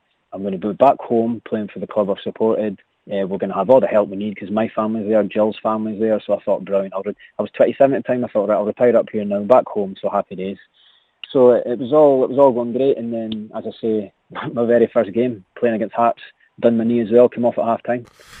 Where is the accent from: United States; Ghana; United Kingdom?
United Kingdom; Aberdeen, Scotland; I was born in Aberdeen, so I used to go to Pittodrie as a young kid watching all the games.